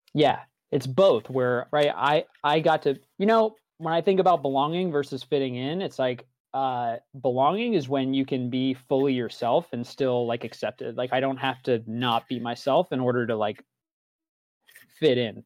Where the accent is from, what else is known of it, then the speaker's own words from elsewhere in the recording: East Coast, United States; I was born on the East Coast to a Catholic family